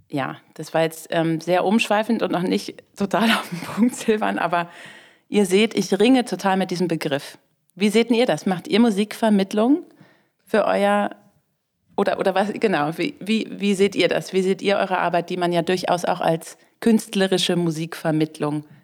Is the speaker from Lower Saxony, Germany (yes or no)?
yes; Lower Saxony, Germany; also wir kommen aus Niedersachsen und da gibt es eben dieses Ministerium